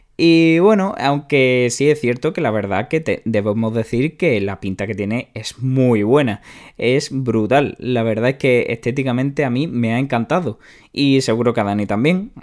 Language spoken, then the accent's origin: Spanish; Spain; a los que somos de España